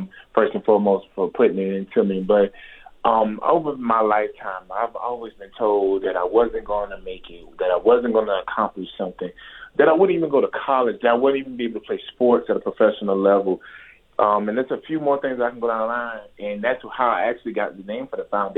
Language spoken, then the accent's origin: English; Savannah, Georgia, United States; the area I grew up in was in down south in Savannah, Georgia